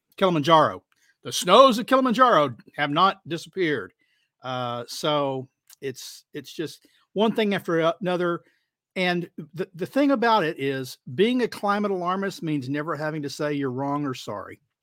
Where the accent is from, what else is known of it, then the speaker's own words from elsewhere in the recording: Texas, United States; I'm Texan